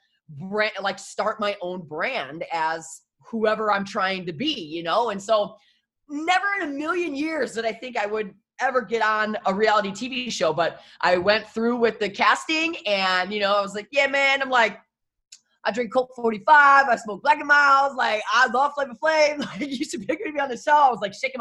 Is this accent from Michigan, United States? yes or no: yes; Detroit, Michigan, United States; now in Portland, United States; I'm from Detroit originally and I started radio in Detroit.